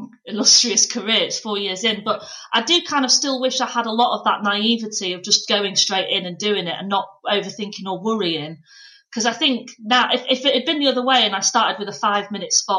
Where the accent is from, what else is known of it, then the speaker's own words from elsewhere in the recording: Pannal, Yorkshire and the Humber, United Kingdom; I'm actually like middle of nowhere, because it's technically North Yorkshire, but Leeds was the nearest place